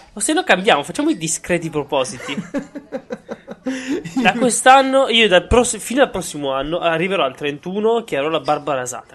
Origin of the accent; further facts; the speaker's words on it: province of Cuneo, Piedmont, Italy; io vengo dalla provincia di Cuneo